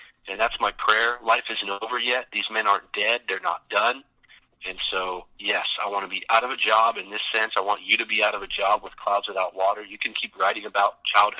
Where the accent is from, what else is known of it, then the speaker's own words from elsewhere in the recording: Vancouver, British Columbia, Canada; We're in my house in Vancouver, the house I grew up